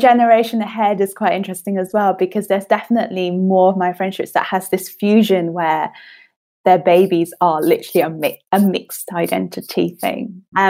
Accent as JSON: {"language": "English", "country": "United Kingdom", "tie": "born there", "said": "I only speak very little Chinese because I'm British born Chinese or something like that."}